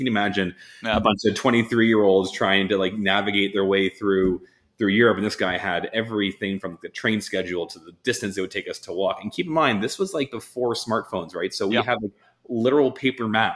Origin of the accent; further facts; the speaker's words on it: Toronto, Ontario, Canada; I'm born and raised in Toronto, big city kids.